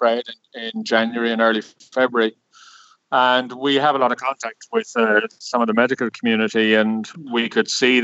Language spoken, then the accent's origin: English; Cork, Munster, Ireland; moved away; I'm an engineer from Cork originally